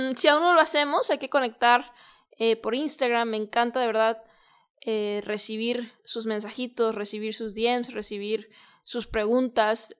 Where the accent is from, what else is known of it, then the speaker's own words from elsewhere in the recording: Guadalajara, Jalisco, Mexico; also born or lived in San Diego; yo soy de Guadalajara